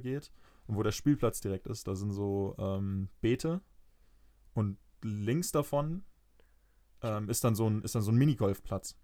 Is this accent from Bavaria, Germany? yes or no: yes; Fürth, Bavaria, Germany; ich bin in Fürth groß geworden